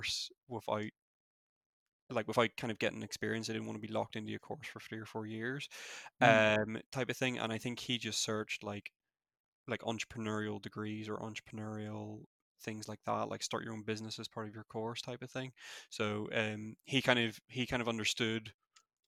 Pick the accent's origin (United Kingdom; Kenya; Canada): United Kingdom; Newtownabbey, Northern Ireland; Where I'm from is a wee town just outside of Belfast called Newton Abbey. Yeah, it's the accent.